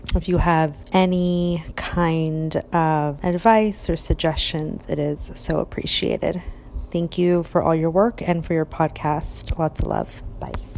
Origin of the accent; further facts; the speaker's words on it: Orange, California, United States; I was born in Orange, California